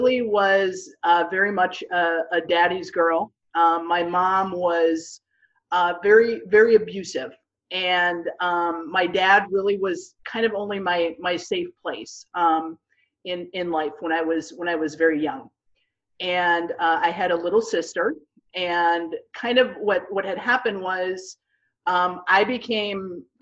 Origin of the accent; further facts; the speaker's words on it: Minnesota, United States; moved away as an adult; now in Houston, United States; I grew up in Minnesota, and I ended up feeling the Lord